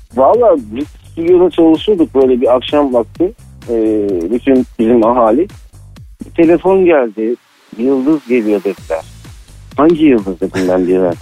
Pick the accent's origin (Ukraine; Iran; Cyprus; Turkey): Cyprus